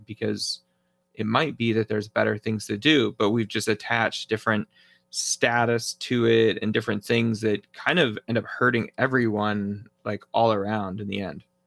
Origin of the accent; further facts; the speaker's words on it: New Hampshire, United States; also born or lived in northern Indiana; now in Arizona, United States; I grew up in New Hampshire